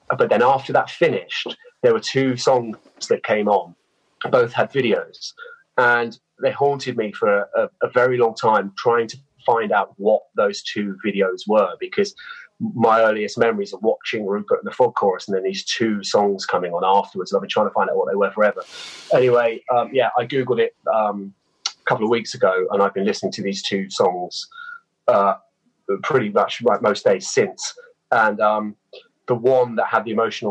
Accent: Christchurch, South West England, United Kingdom; I grew up in Dorset, not too far away from Bournemouth. And, yeah, it's a little seaside town there in a place called Christchurch

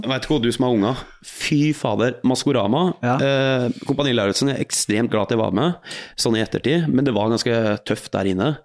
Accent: Hallingdal, Buskerud, Norway; moved away as an adult; also born or lived in Oslo; dalen der jeg er fra

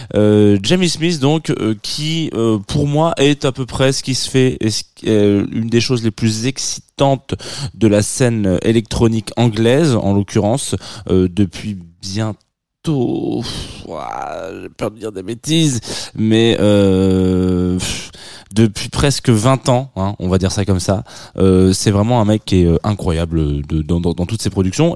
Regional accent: France; accent: franchouillard (French); mon accent franchouillard

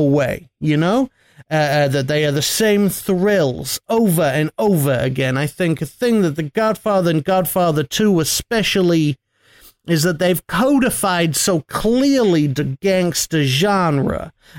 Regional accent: United States; Because I'm from America, with best country in the world

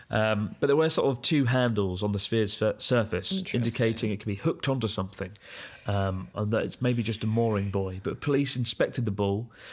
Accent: Augsburg, Bavaria, Germany; now in Hong Kong; I'm currently working in Hong Kong, but I'm originally from Augsburg, uh, Germany.

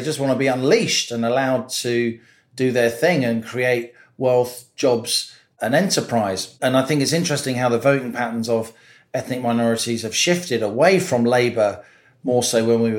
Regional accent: London, United Kingdom; I grew up in Brent in the 70s and 80s, which then was the most ethnically diverse part of the UK.

